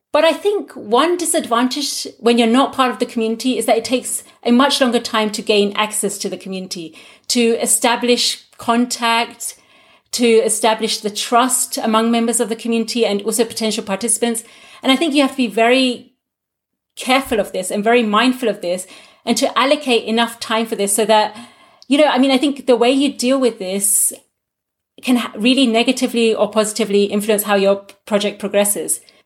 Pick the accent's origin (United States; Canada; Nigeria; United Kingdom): United Kingdom; first language Gujarati; English is a second language; moved away as an adult; now in Germany; growing up as a second generation Gujarati in the UK, having Gujarati as my first language, but now being more proficient in English than in Gujarati